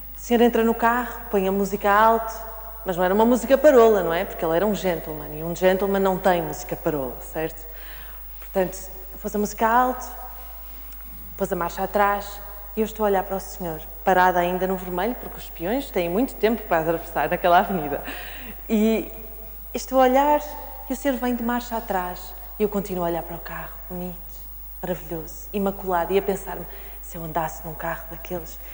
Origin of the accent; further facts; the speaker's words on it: the North, Northern Portugal, Portugal; eu sou nortenha